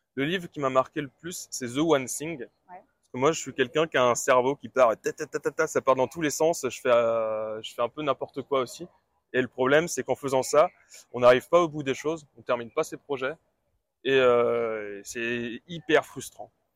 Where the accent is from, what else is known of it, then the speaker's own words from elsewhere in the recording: Brittany, France; je suis de Bretagne, j'ai 27 ans